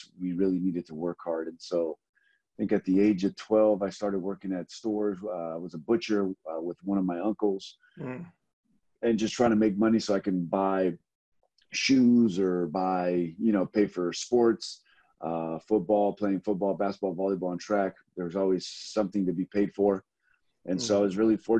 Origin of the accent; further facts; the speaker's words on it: Los Angeles, California, United States; also born or lived in Compton, California; I was born in Compton, California, man. Lived there for about 8 years of my life and then moved over to Watts and grew up there in the inner cities